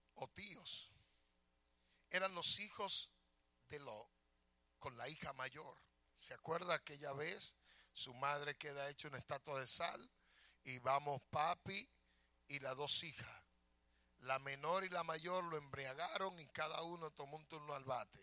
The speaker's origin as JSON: {"language": "Spanish", "country": "Dominican Republic", "moved": "yes", "lives_now": "United States", "said": "yo nunca voy a dejar de ser dominicano. A mí me pueden dar cuatro ciudadanía y yo nunca voy a dejar de ser dominicano. Porque una amo mi tierra y aunque no la amare, soy de allá."}